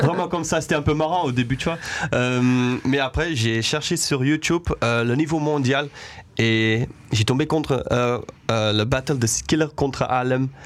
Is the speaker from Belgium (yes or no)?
yes; Denderleeuw, Flanders, Belgium; also born or lived in Aalst; now in Brussels, Belgium; moi je suis né à Alost. Euh, quand j'étais à l'école, c'était à Danderleu et maintenant j'habite à Bruxelles, à Anderlecht